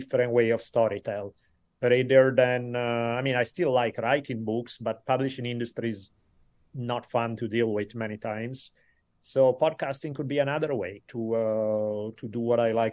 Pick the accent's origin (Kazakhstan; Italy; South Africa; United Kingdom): Italy; moved away as an adult; now in California, United States; So I moved from Italy when I was 18, started studying for university. I lived here ever since in California